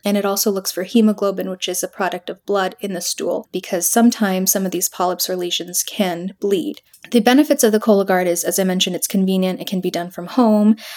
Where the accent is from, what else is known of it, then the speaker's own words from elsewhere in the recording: Aurora, Illinois, United States; I grew up in Aurora